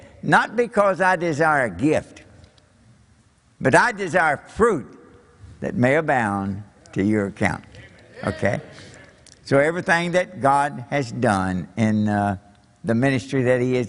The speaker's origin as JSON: {"language": "English", "region": "Kentucky", "country": "United States", "also_born_or_lived": "Japan", "accent": "Kentucky English", "moved": "as an adult", "said": "my Kentucky English"}